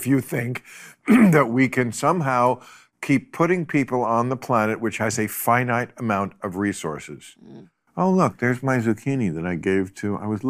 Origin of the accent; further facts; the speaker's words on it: New Jersey, United States; New Jersey.